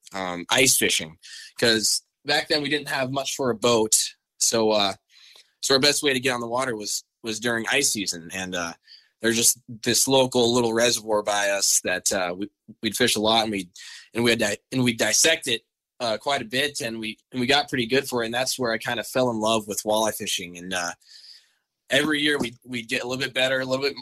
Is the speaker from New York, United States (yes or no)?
no; Laurel, Montana, United States; also born or lived in Billings, Montana; I'm from Laurel, Montana. Um, I've, I've lived here my whole life. Actually, I was born in Billings